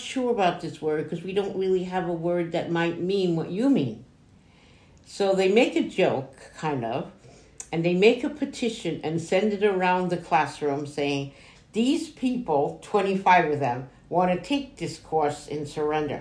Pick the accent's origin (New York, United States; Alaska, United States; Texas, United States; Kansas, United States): New York, United States; accent: New York; when I lived in New York, because I am from New York, as you can hear in my accent